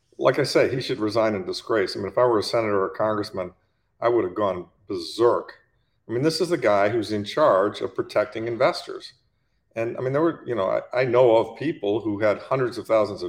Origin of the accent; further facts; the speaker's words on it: Detroit, Michigan, United States; I grew up in Detroit, the Detroit area.